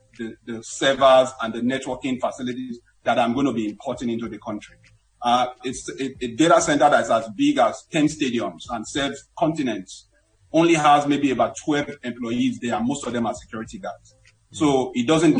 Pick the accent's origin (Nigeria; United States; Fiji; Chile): Nigeria; as a Nigerian